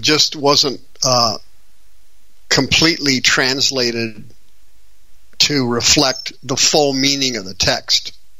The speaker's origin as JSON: {"language": "English", "region": "Kansas", "country": "United States", "also_born_or_lived": "Arizona", "moved": "yes", "lives_now": "Phoenix, United States", "said": "No, I'm from Kansas, but I moved out here in 1980."}